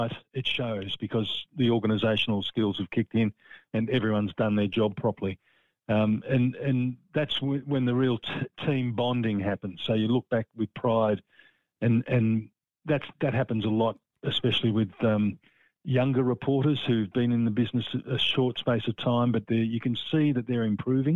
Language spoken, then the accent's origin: English; Frankston, Victoria, Australia; I'm proud that I come from Frankston, and that's where my parents settled after they were married